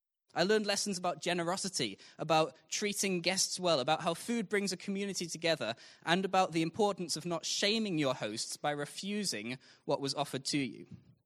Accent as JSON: {"language": "English", "country": "Zimbabwe", "tie": "born or raised there", "also_born_or_lived": "Mozambique", "said": "So I was a missionary kid. I grew up in Zimbabwe and Mozambique, which was very different to life here."}